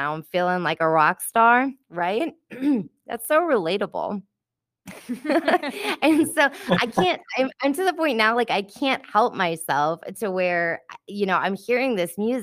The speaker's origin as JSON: {"language": "English", "town": "New Orleans", "region": "Louisiana", "country": "United States", "tie": "born or raised there", "said": "Growing up in New Orleans"}